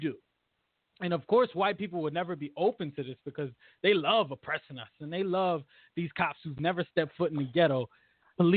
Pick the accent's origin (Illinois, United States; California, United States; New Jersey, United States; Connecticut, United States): Connecticut, United States; Bridgeport; I'm from Bridgeport, Connecticut, my entire life